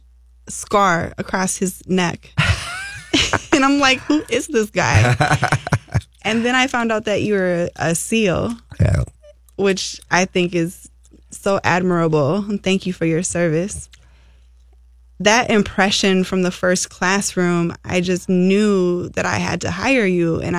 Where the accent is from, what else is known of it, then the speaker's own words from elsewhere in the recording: Twin Cities area, Minnesota, United States; I was born and raised in Minnesota in the Twin City area